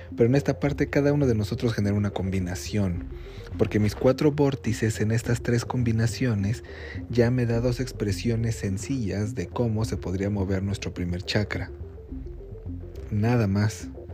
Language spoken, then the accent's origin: Spanish; Mexico; aquí en México